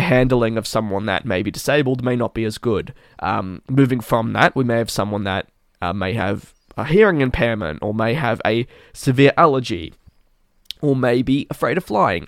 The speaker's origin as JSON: {"language": "English", "town": "Melbourne", "region": "Victoria", "country": "Australia", "tie": "born or raised there", "said": "it is in my hometown"}